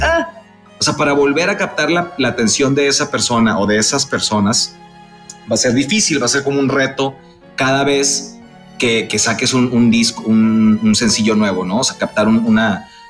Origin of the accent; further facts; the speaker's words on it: Mexicali, Baja California, Mexico; moved away; also born or lived in Monterrey; yo soy de Mexicali, Baja California, es mi tierra natal